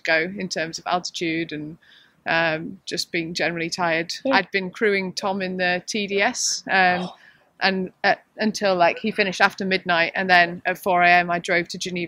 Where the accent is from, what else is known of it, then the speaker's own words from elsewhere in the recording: United Kingdom; I am British